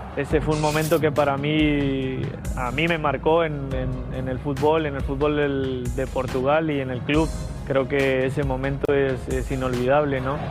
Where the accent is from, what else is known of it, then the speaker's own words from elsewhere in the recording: Mexico; yo como mexicano